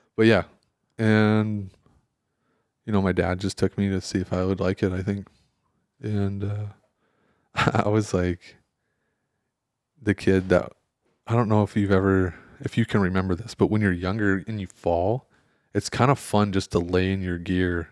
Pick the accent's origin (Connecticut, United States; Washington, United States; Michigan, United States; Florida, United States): Michigan, United States; moved away; I grew up in Michigan